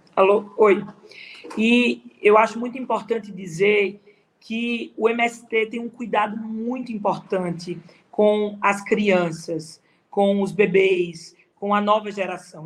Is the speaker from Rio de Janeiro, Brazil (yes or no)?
no; Caruaru, Pernambuco, Brazil; also born or lived in Recife; acabei começando a fazer teatro em Caruaru, na minha cidade